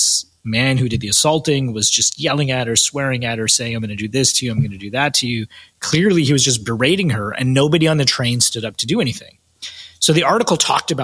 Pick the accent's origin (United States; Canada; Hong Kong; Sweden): Canada; I'm Canadian, based in Toronto